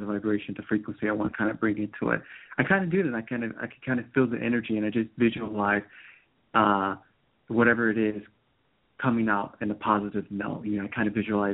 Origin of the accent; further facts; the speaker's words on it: Cleveland Heights, Ohio, United States; now in South Carolina, United States; Right now I'm in South Carolina, which I'm originally from Ohio, but this is kind of new